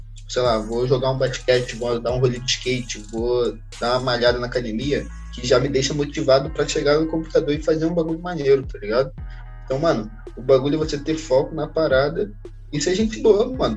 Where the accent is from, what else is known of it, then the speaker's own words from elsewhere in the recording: Brazil; a gente é brasileiro